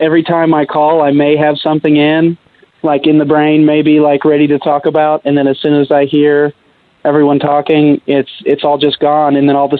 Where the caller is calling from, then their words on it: Oklahoma City, Oklahoma, United States; This is … from Oklahoma City.